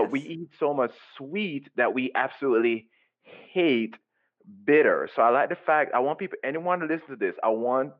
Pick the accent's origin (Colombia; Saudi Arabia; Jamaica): Jamaica; I grew up in Jamaica